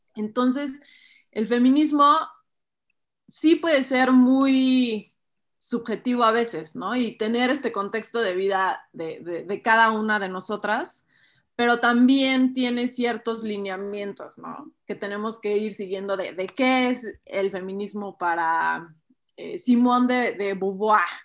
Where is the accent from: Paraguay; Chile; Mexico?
Mexico; como sociedad mexicana